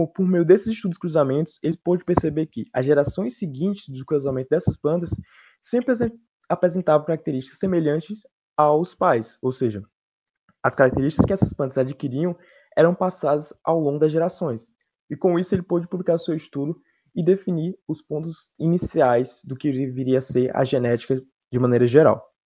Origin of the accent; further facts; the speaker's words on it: Petrolina, Pernambuco, Brazil; de Petrolina